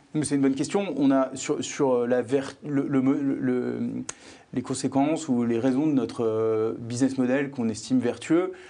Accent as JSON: {"language": "French", "country": "France", "tie": "born or raised there", "moved": "as an adult", "lives_now": "Belgium", "said": "j'ai grandi en France"}